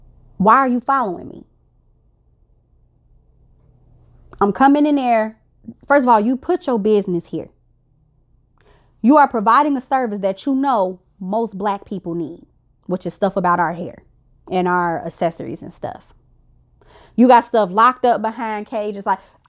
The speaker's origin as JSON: {"language": "English", "region": "Illinois", "country": "United States", "said": "I'm from the South Chicagoland suburbs, and in Chicago, period, we got like Chinatown"}